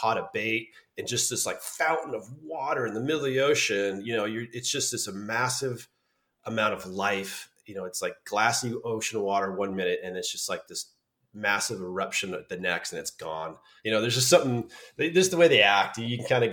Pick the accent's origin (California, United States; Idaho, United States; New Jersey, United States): California, United States; Santa Cruz; growing up in Santa Cruz on the coast